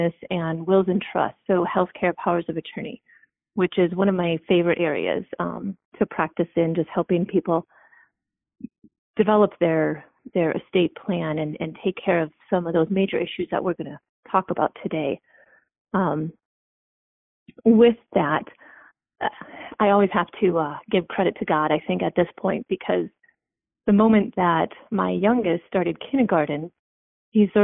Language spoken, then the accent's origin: English; South Dakota, United States; also born or lived in Dallas, Texas / Honduras; I'm from South Dakota